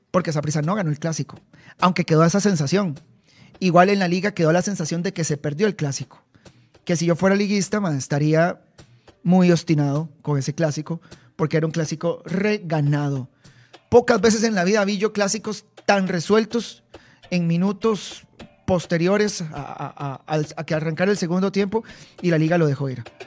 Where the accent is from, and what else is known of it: Costa Rica